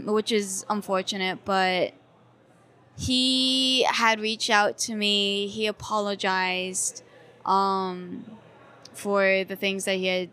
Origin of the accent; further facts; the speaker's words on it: Rhode Island, United States; moved away; also born or lived in Hong Kong; I grew up with white parents in a very white state. I grew up in Rhode Island.